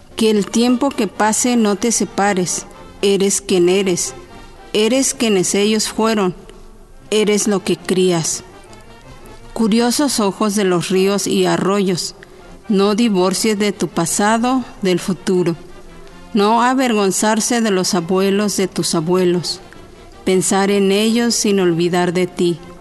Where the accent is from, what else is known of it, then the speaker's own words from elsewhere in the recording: Oaxaca, Mexico; hablo la lengua chinanteca, soy de Oaxaca